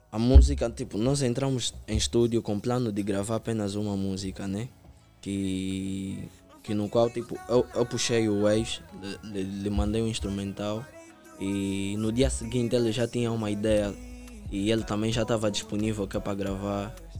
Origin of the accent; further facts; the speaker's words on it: Palanca and Camama, Luanda Province, Angola; Eu venho do Palanca, frente a Shoprite, e também do Camama.